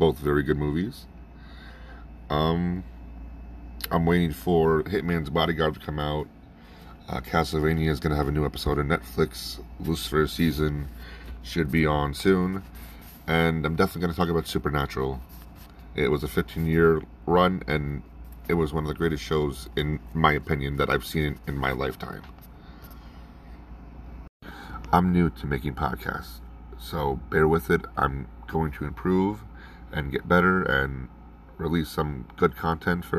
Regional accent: New York, United States; now in Florida, United States; I'm from New York. I currently live in Florida

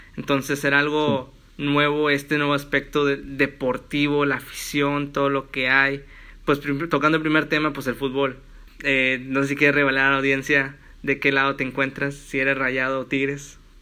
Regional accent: Matamoros, Tamaulipas, Mexico; moved away; also born or lived in Monterrey; yo pues soy de Matamoros

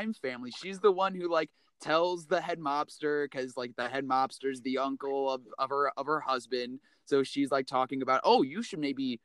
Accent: West Coast, United States; I'm from the West Coast

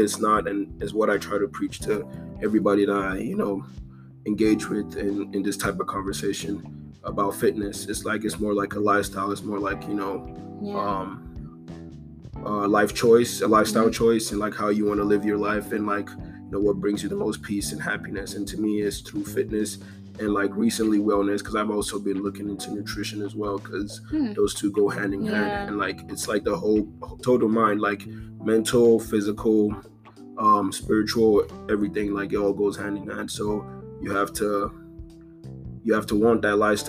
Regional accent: Nigeria; I'm from Nigeria. I'm Igbo

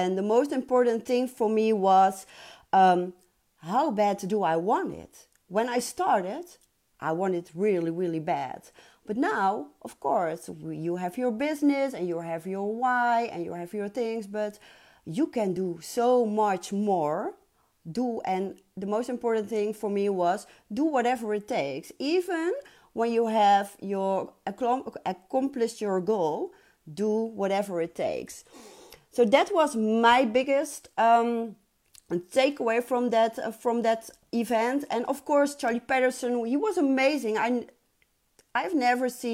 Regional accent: Netherlands; I'm from Holland

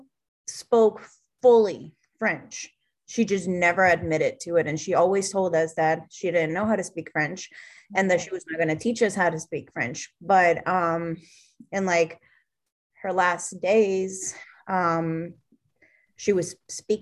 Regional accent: Nicaragua; we're from Nicaragua

